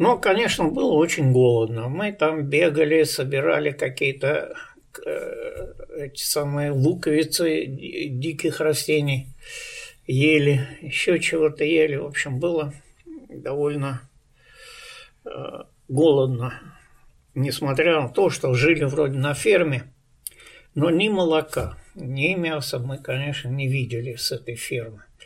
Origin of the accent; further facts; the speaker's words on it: Saint Petersburg, Russia; also born or lived in East Kazakhstan Region; как мы эвакуировались из Ленинграда